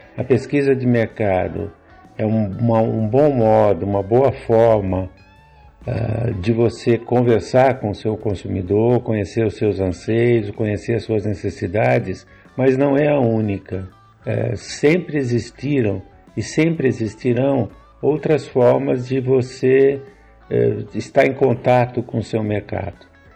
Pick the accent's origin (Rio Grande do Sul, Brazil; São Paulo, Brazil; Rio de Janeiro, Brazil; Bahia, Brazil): São Paulo, Brazil; Jaú; Eu sou de Jaú, aqui do interior de São Paulo